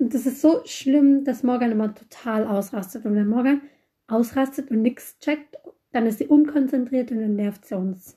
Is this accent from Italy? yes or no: yes; Italy; ich komme aus Italien. Meine Eltern sind Italiener.